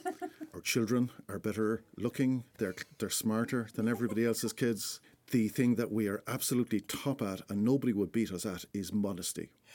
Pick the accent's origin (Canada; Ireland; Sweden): Ireland; Charleville, Munster; now in Galway, Ireland; around my hometown in Charleville